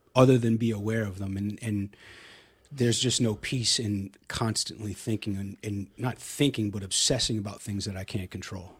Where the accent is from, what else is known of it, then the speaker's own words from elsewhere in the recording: Hilton Head, South Carolina, United States; now in Austin, United States; I grew up in South Carolina, a little island called Hilton Head.